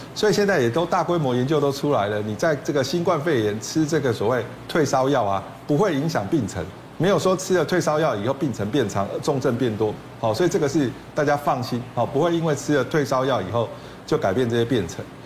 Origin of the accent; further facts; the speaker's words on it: Taiwan; 草酸钙就是我们台湾人结石第一名最多的一种啊